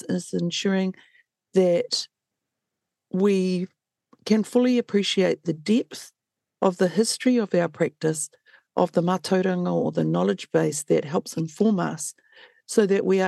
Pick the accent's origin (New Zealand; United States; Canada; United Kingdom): New Zealand; Waikato; I hail from the Waikato.